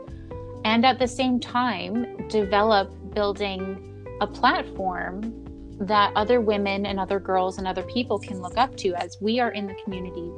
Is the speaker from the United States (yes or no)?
no; Canada; I became as a Canadian representative for those pageants